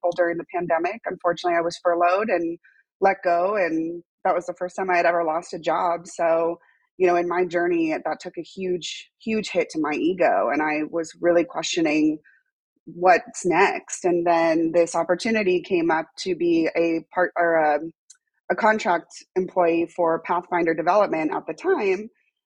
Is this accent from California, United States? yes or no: yes; Los Angeles, California, United States; moved away as an adult; now in Austin, United States; I actually am born and raised in Los Angeles